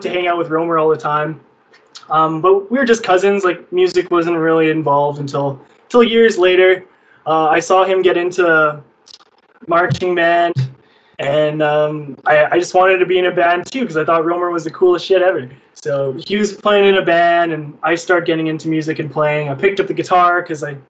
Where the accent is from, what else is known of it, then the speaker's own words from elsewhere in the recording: Canada; I was born in Canada